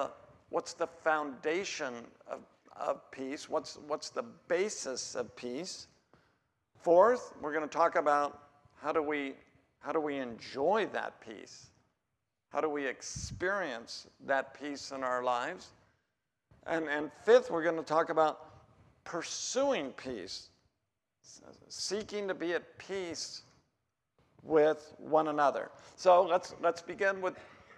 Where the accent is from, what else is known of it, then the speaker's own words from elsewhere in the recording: Oregon, United States; I'm from Oregon